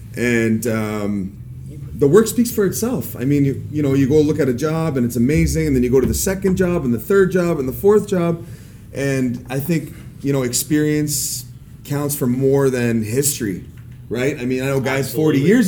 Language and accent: English; Windsor, Ontario, Canada; I came from Windsor, Ontario, or Ontarible.